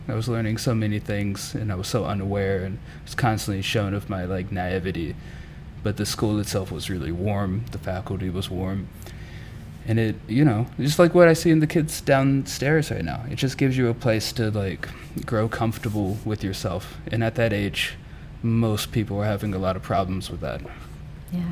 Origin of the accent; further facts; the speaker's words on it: Mississippi, United States; moved away as an adult; also born or lived in Memphis, Tennessee; I'm from Mississippi